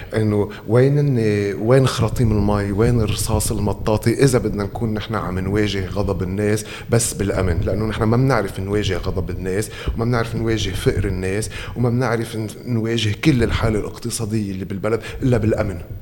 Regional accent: Tripoli, North Governorate, Lebanon; نحن كناس طرابلسيين

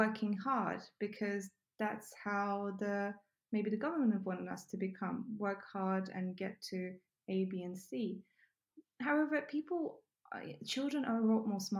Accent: Ukraine; also born or lived in England; now in United Kingdom; I grew up in Ukraine.

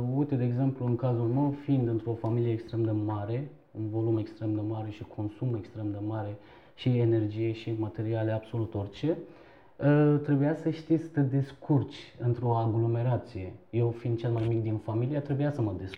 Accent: Istanbul, Turkey; Romanian is a second language; moved away as an adult; also born or lived in eastern Turkey near the Iranian border / Bucharest, Romania; now in Romania; m-am născut în, uh, într-un oraș din Turcia, de origine sunt turc, uh, de vreo 5 km apropiere de Iran, la vama Iranului. E, în scurt timp ne-am mutat în Istanbul și toată, adică până la 17 ani copilăria mea a trecut în Istanbul

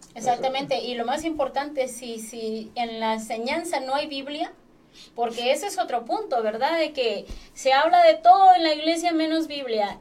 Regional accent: Acapulco, Guerrero, Mexico; yo soy de Acapulco y toda mi vida andaba en las discotecas allá

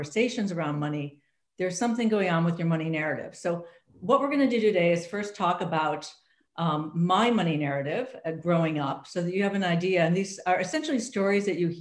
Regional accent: United States; I'm an American, I grew up in the US

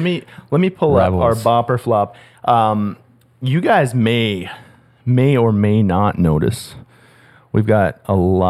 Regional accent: Calgary, Alberta, Canada; the Calgary, my hometown

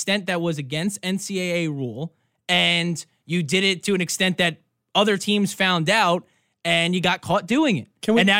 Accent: New York City, New York, United States; Well, I'm from Queens, so that's close enough.

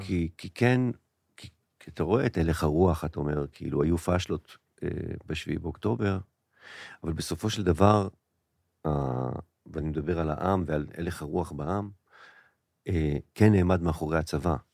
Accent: Israel; להוויה שלנו כישראלים

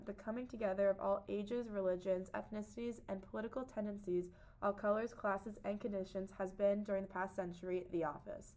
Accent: Ramsey, New Jersey, United States; also born or lived in Paris, France; I'm from Ramsey, New Jersey

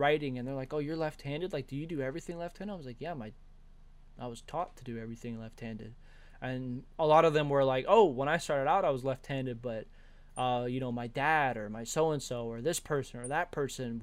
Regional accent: Georgia, United States; I'm from Georgia

